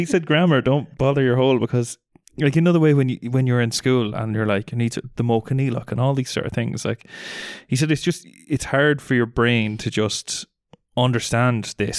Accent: Ireland; We're also Irish.

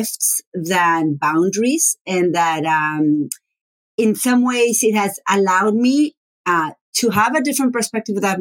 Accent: Argentina; first language Spanish; English is a second language; moved away as an adult; also born or lived in Buenos Aires; now in United States; I am from Argentina, and my first language is Spanish. I grew up, was born and raised until 25 years old

